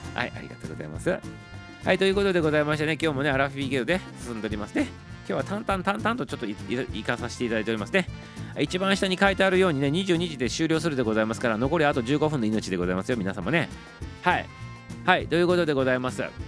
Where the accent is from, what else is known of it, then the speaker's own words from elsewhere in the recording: Hokuriku, Japan; 北陸の出身でございます